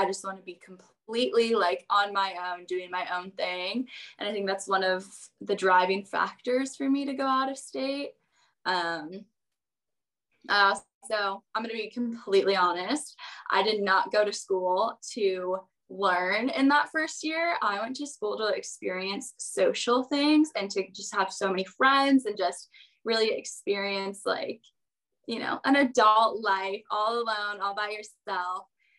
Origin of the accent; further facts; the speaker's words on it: Colorado, United States; moved away as an adult; now in Arizona, United States; I am originally from Colorado, so I went out of state to college because obviously I go to ASU now.